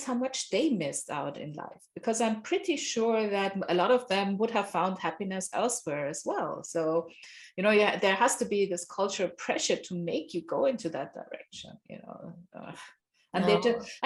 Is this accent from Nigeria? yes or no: yes; Nigeria; I grew up in Nigeria, my father's from Nigeria.